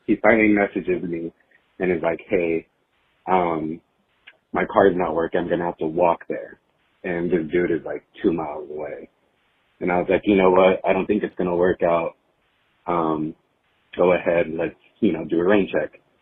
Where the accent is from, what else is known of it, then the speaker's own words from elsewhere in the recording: Arizona, United States; I'm from Arizona